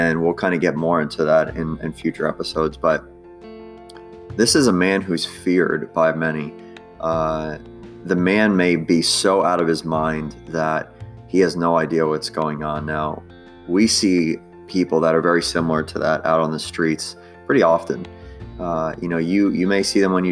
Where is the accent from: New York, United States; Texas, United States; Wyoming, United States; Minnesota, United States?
New York, United States; I'm from New York